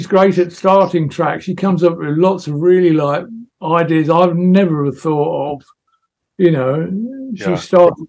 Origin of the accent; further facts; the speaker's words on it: England, United Kingdom; I'm English